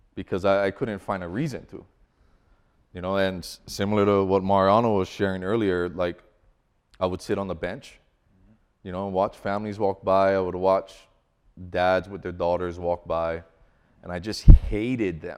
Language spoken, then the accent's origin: English; Hawaii, United States; moved away as an adult; now in Colorado, United States; growing up in Hawaii